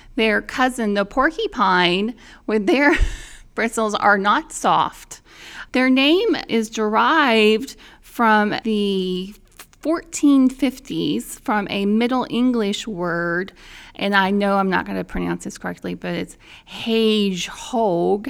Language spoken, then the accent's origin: English; Indiana, United States; in my home state of Indiana